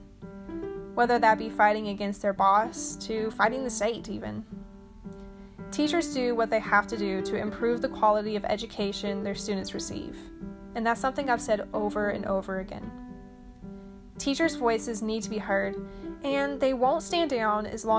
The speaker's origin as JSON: {"language": "English", "region": "Arkansas", "country": "United States", "said": "here in Little Rock, Arkansas"}